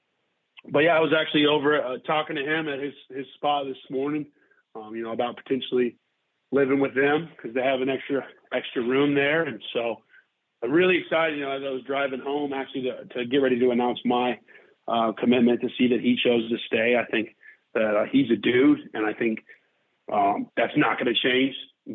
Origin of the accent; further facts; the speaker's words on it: Texas, United States; also born or lived in Kentucky; now in Mississippi, United States; growing up in Texas